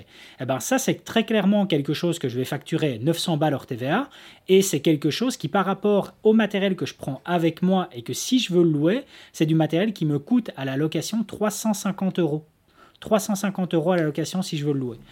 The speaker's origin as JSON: {"language": "French", "country": "Belgium", "said": "chez nous en Belgique"}